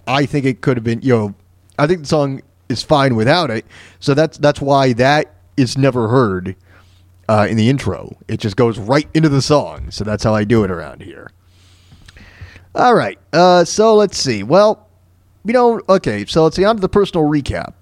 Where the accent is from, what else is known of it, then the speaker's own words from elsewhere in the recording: Florida, United States; moved away; I'm from Florida